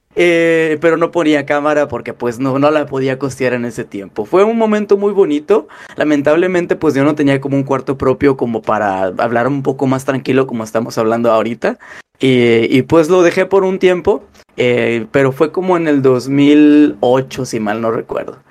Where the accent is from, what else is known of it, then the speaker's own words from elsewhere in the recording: Monterrey, Nuevo León, Mexico; moved away as an adult; now in United States; de madre regia, de ahí fue donde nací yo, de Monterrey, Nuevo León. Monterrey, Nuevo León fue la gran, donde eh, pasé gran parte de mi adolescencia